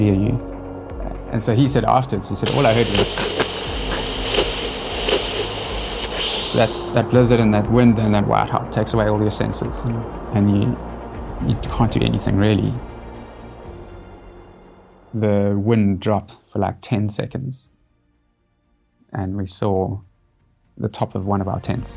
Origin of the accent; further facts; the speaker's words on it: Cape Town, Western Cape, South Africa; I'm Cape Town born and bred.